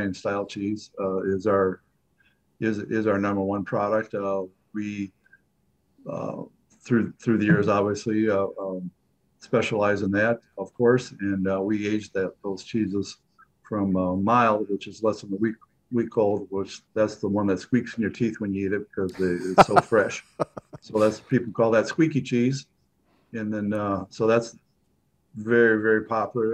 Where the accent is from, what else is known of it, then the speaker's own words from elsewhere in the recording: United States; I was per se born and raised in Pink County